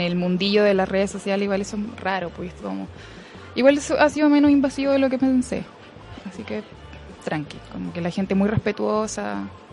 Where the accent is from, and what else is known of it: southern Chile, Chile; moved away